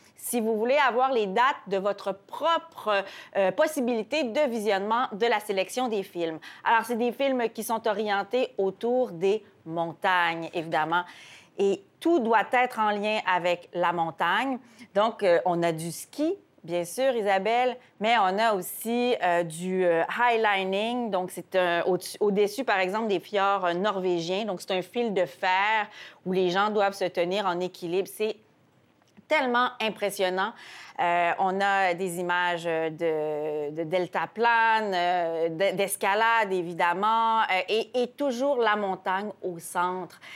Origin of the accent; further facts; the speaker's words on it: Quebec, Canada; Et chez nous, au Québec aussi